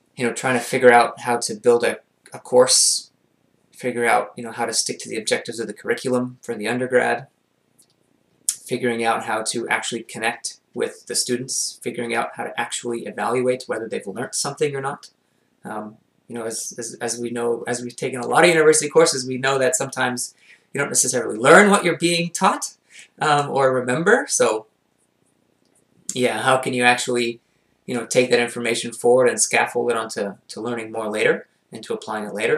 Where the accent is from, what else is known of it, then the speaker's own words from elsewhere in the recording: Montreal, Quebec, Canada; I grew up in the West Island of Montreal